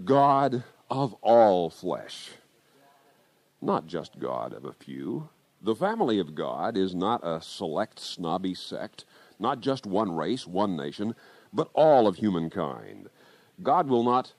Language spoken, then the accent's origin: English; Kansas, United States; my home state of Kansas